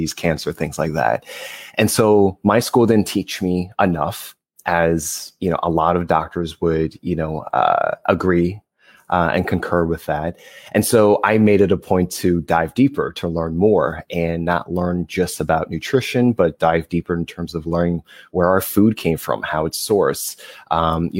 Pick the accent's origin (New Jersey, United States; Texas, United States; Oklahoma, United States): New Jersey, United States; now in Los Angeles, United States; I'm originally from New Jersey, based